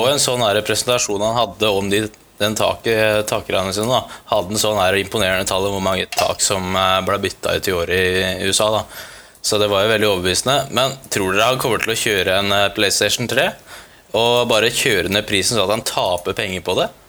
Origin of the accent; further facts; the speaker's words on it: Porsgrunn, Telemark, Norway; hjemme der vi kommer fra, i Porsgrunn